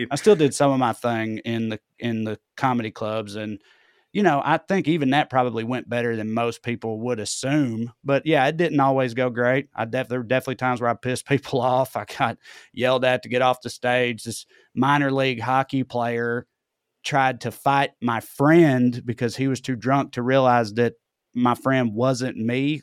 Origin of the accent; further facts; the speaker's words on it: Tennessee, United States; accent: Southern; moved away; in my hometown, though, growing up, I got made fun of for talking proper